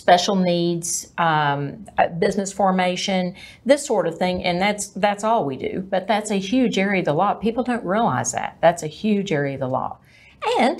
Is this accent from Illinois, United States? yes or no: no; Greenville, Texas, United States; also born or lived in Dallas, Texas / Plano, Texas / Richardson, Texas; now in McKinney, United States; I grew up in Greenville, Texas.